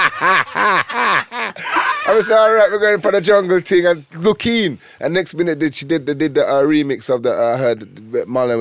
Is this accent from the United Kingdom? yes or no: yes; London, United Kingdom; I'm from Northwest London